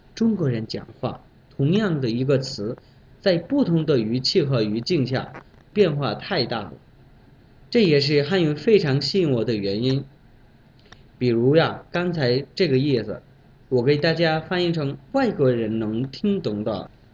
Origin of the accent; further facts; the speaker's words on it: Bangladesh; Chinese is a second language; moved away as an adult; now in Beijing, China; 来自孟加拉国